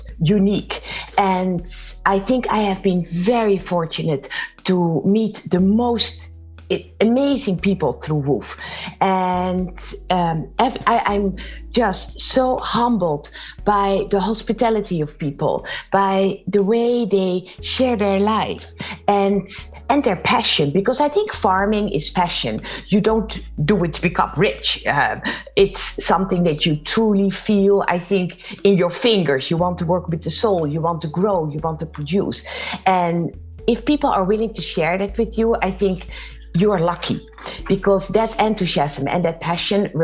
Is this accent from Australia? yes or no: no; Netherlands; moved away as an adult; also born or lived in Boston, United States / Silicon Valley, United States; I am originally from the Netherlands, and in 1998 we moved to the United States, lived for 15 years in Boston